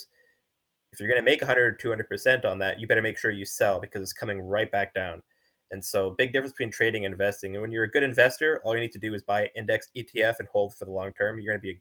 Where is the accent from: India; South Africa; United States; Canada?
Canada; I'm a Canadian